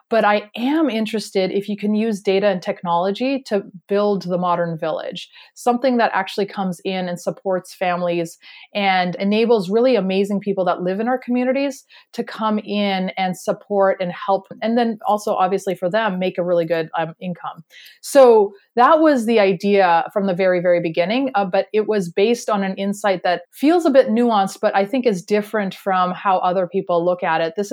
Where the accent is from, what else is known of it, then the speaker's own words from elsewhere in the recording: Canada; that we're originally from Canada, but we have moved around a lot for our careers and education everywhere within Canada and the US. We even lived in China for a little while.